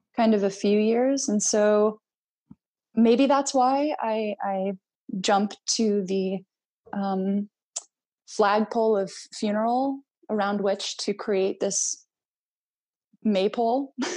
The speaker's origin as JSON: {"language": "English", "country": "United States", "tie": "born or raised there", "also_born_or_lived": "Greece", "said": "I was born in uh, the United States"}